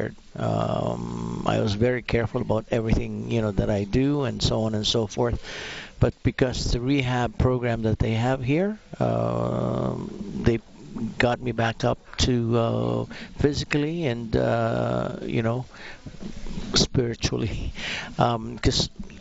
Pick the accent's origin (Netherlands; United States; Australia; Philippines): Philippines; now in Alberta, Canada; I'm originally from the Philippines.